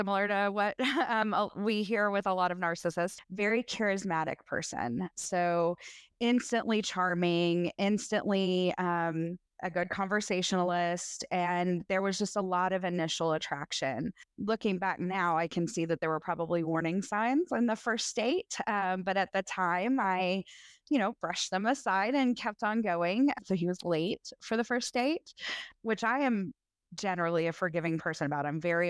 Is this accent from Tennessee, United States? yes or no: yes; Tennessee, United States; I am in my late 30s. I grew up in Middle Tennessee. Most of my family is still here.